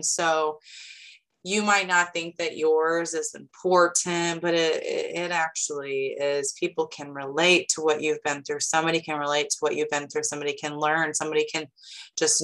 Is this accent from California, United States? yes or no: no; Lincoln, Illinois, United States; now in Sullivan, United States; My hometown is Lincoln, Illinois. But I now live in Sullivan, Illinois.